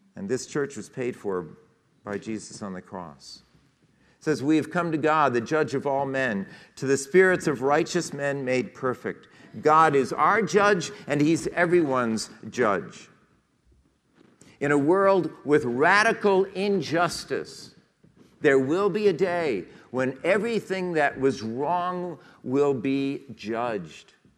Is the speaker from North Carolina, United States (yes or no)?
no; Westport, Connecticut, United States; We left Westport, which was my hometown, and headed east